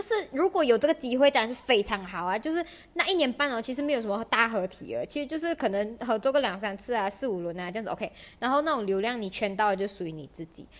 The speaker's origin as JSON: {"language": "Chinese", "country": "Malaysia", "said": "身为一个马来西亚人"}